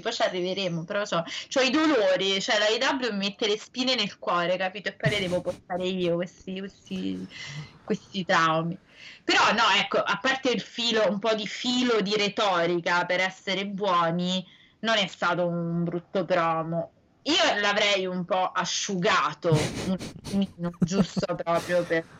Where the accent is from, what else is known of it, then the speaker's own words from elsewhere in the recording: Italy; siamo italiani